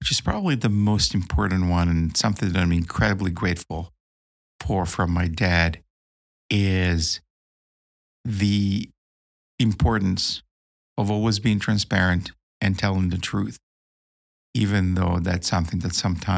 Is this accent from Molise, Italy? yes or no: no; Milan, Lombardy, Italy; moved away as an adult; now in United States; I'm here in my hometown of Milano